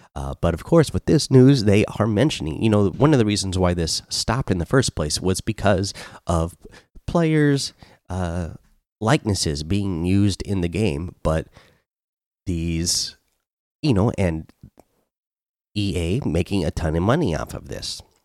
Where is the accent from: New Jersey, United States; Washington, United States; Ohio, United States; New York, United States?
Washington, United States; here in my home state and in Olympia